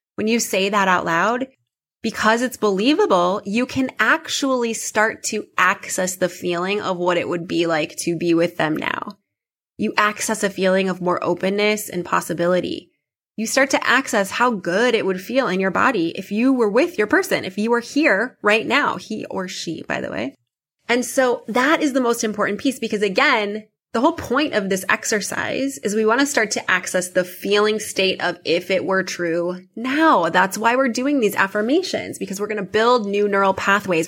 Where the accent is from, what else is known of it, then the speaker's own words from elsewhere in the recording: Midwest, United States; also born or lived in New York / California; now in Chicago, United States; I grew up in the Midwest